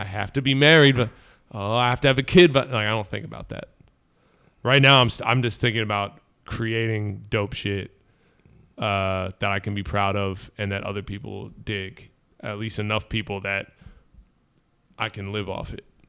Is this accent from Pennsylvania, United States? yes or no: yes; Bucks County, outside Philadelphia, Pennsylvania, United States; I grew up right outside of Philly and, uh, in Bucks County, Lower Bucks